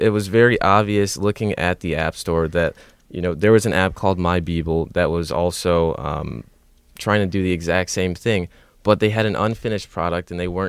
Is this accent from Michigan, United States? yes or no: yes; Southfield, Michigan, United States; I'm from Southfield, Michigan.